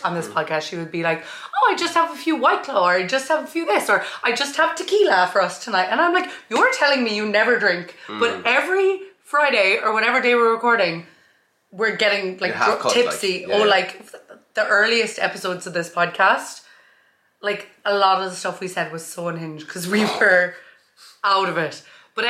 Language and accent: English; County Kerry, Ireland; I was in Dublin recently. They were like, you don't sound like you're from Kerry.